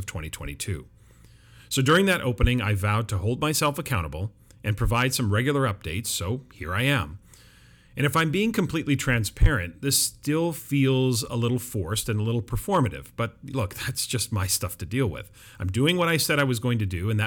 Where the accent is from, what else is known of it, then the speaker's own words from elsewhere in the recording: Vancouver, British Columbia, Canada; where I live, the Metro Vancouver area, is one of the most diverse cities in the world, so it's not like I'm not used to living in a multicultural city, but it's my hometown